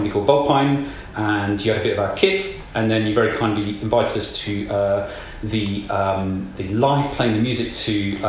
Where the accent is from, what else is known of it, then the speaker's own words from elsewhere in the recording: East Midlands, United Kingdom; I'm from East Midlands and from South Nottinghamshire